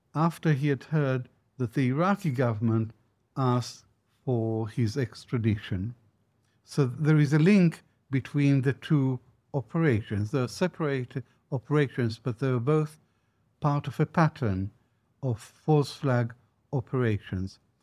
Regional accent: Israel; moved away; also born or lived in Baghdad, Iraq; as a boy growing up in Israel

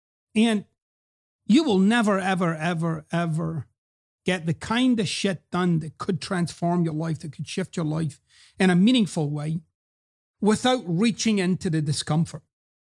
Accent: Scotland, United Kingdom; I've explained about my accent before. And I'm actually very relaxed about it. I'm at peace with it. One of the things that I notice, because, you know, I go back to quote-unquote home, Scotland, every few years.

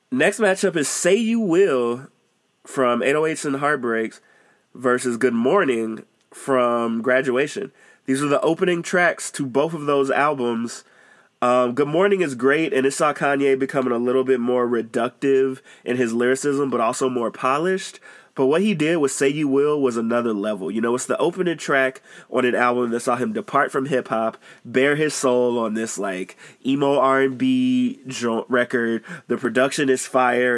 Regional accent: Chicago, Illinois, United States; I'm from Chicago

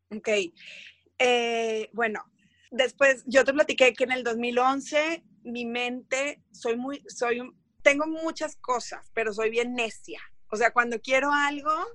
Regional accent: Mexico; soy mexicana, saltadora de longitud

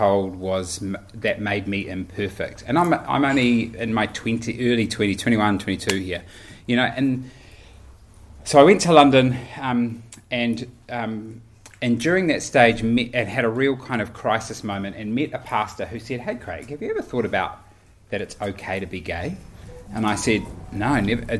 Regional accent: Auckland, New Zealand; I grew up in Auckland in a Baptist church

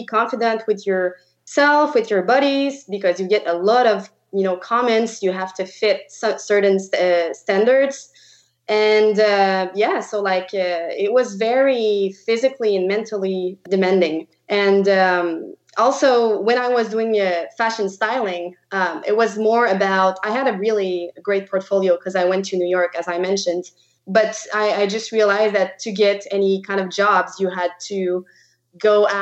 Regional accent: Quebec, Canada; first language French; English is a second language; moved away; I am from Quebec. So I speak French. That's why you'll see my weird accent through the podcast.

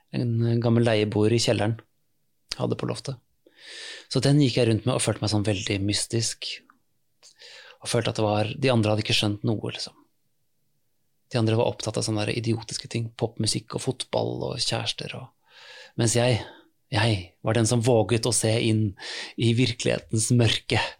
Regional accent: Oslo, Norway; jeg vokste opp i Oslo

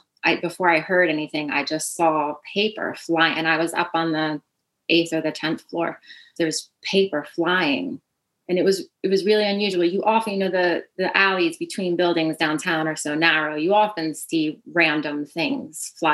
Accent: New York City, New York, United States; I'm from Staten Island, it's a tribute to my hometown as well.

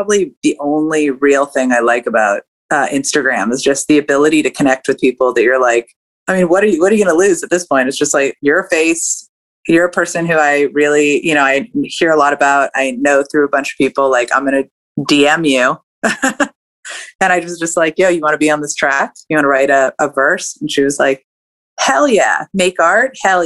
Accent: California, United States; moved away as an adult; now in Atlanta, United States; growing up in California

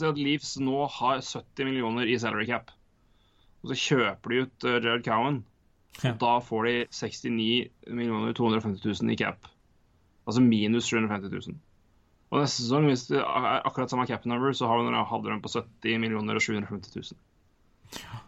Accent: Norway; vi er fra Norge

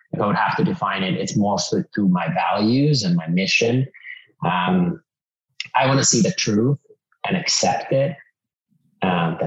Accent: Finland; English is a second language; also born or lived in California; now in Austin, United States; I grew up in Finland. I've lived in 10 countries.

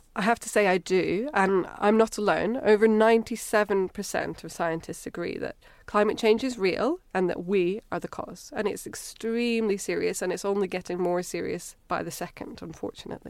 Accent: Edinburgh, Scotland, United Kingdom; accent: Scottish; moved away as an adult; now in Cambridge, United Kingdom; I grew up in Edinburgh

